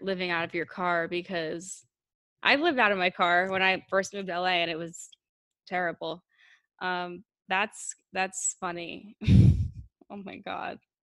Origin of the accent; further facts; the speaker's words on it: United States; I was born in, in the United States